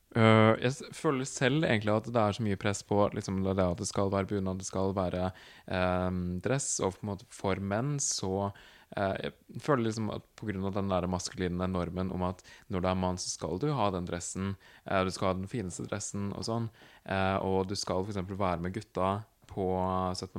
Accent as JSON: {"language": "Norwegian", "town": "Nord-Odal", "region": "Innlandet", "country": "Norway", "said": "Jeg er fra en kommune som heter Nord-Odal i Hedmark. nå er det jo Innlandet fylke"}